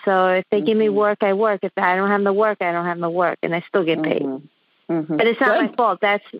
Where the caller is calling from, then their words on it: New York City, New York, United States; I'm calling from the Epic Center of the Coronavirus, Queens, New York.